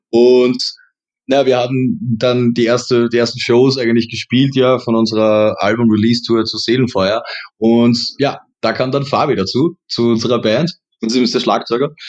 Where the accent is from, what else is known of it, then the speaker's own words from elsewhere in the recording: Styria, Austria; accent: Austrian Styrian; ich habe eher die Angst, dass ich irgendwo in das typisch österreichisch-steirische, äh, das, wie, wie soll ich sagen